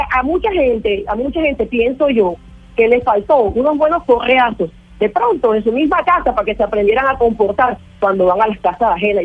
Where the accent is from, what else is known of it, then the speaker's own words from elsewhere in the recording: Santa Marta, Magdalena, Colombia; Nosotros no estamos acostumbrados en Santa Marta a ver esa cantidad de cosas